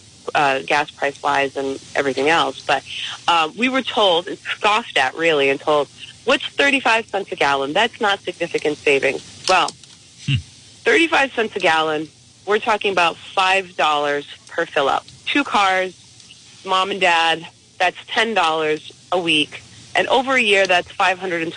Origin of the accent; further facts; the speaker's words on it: East Providence, Rhode Island, United States; moved away as an adult; now in North Smithfield, United States; I grew up in East Providence, and I love East Providence